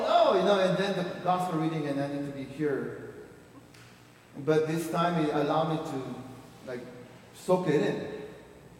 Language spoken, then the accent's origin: English; Peru; moved away; I was born in Peru